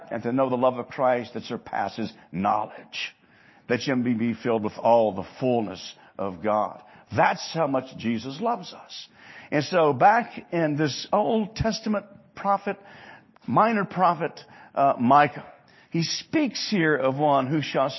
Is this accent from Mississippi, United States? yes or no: yes; Hattiesburg, Mississippi, United States; Growing up in Mississippi, in Hattiesburg